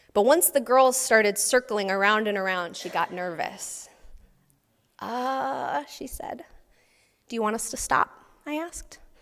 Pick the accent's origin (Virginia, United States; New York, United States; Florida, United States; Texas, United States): Texas, United States; I grew up in Texas